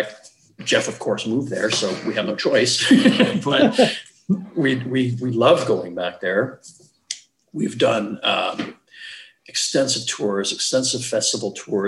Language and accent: English; Canada; we're Canadian